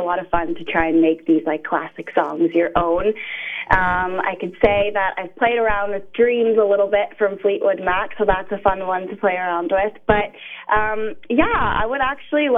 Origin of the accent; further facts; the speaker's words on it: Ajax, Ontario, Canada; I lived in Ajax for my whole life, pretty much